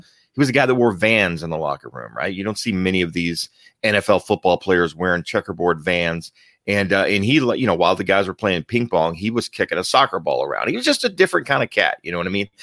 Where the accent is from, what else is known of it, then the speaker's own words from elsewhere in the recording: Germany; moved away; I was born in Germany